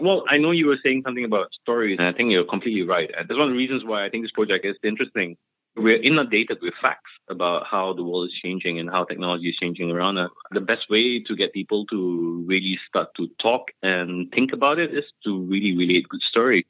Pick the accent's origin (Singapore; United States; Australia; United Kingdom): Singapore; I grew up in Singapore, right? And Singapore is a country that's full of changes all the time. I mean, we reclaim a lot of land